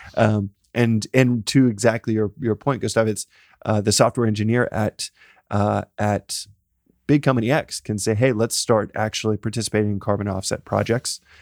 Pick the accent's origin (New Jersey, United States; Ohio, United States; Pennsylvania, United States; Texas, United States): Texas, United States; I'm a guy from Texas